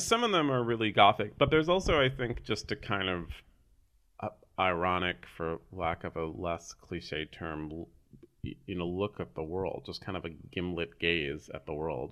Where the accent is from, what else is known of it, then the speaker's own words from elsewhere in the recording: San Francisco, California, United States; I grew up here in San Francisco, born and raised